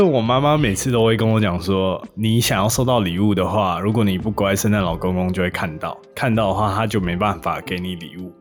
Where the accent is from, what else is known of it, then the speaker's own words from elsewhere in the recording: Taiwan; now in Seattle, United States; 我小时候在台湾长大